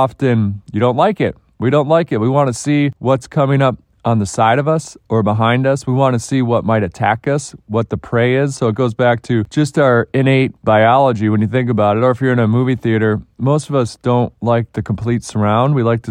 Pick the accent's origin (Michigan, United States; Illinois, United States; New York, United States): Michigan, United States; Detroit; my hometown of Detroit